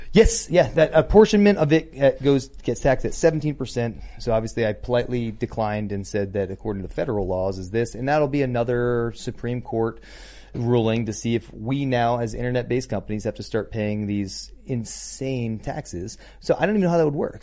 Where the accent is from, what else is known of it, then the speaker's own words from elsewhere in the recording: Connecticut, United States; moved away; home state of Connecticut